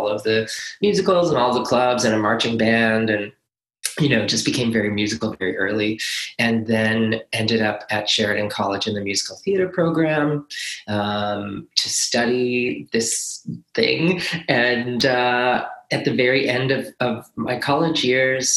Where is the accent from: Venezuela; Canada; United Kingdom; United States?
Canada; Nova Scotia; moved away; also born or lived in Montreal; I was born in Nova Scotia